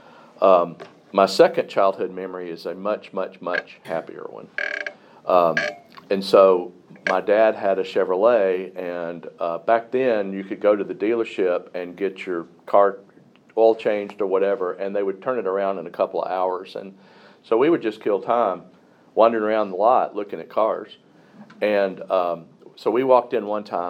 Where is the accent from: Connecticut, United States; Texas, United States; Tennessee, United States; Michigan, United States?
Tennessee, United States; Pulaski; I was born in Pulaski, Tennessee in 1959